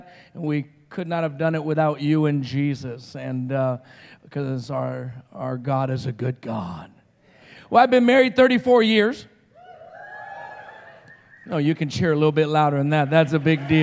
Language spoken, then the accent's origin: English; Roswell, New Mexico, United States; I'm from Roswell, New Mexico